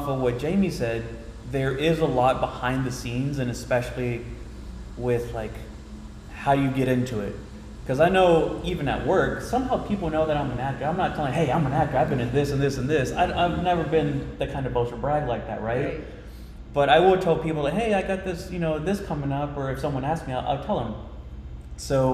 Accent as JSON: {"language": "English", "town": "Royse City", "region": "Texas", "country": "United States", "tie": "born or raised there", "lives_now": "Plano, United States", "said": "When I was a little boy, a little country kid, I'm from Roy City, Texas."}